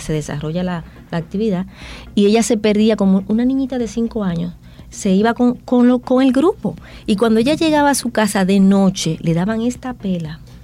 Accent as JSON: {"language": "Spanish", "country": "Dominican Republic", "said": "lo que somos como dominicanos"}